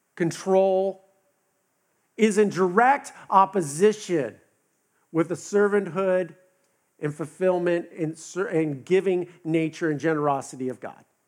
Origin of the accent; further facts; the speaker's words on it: West Coast, United States; now in the South, United States; I'm from the West Coast